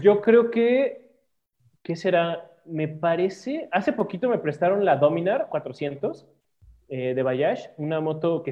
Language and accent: Spanish; Mexico; uno mexicano